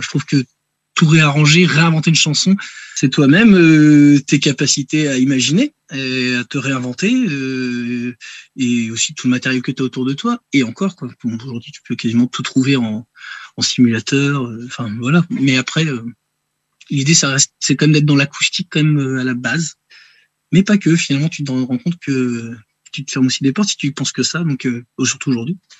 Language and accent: French; Rennes, Brittany, France; je suis natif de Rennes, hein, voilà, je vis dans la région rennaise encore aujourd'hui